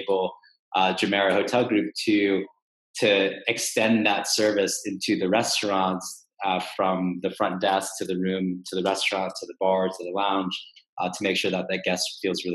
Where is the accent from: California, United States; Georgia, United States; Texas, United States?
Texas, United States; now in New York, United States; I'm from Texas originally